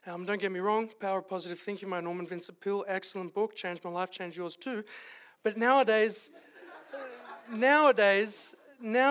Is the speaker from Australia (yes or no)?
yes; Australia; moved away as an adult; now in Calgary, Canada; as you could tell from the accent, if I don't have a cold, I am from Australia originally